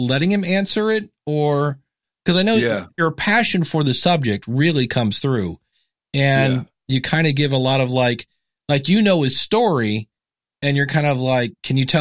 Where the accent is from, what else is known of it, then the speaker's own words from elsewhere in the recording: Akron, Ohio, United States; I was born in Akron, Ohio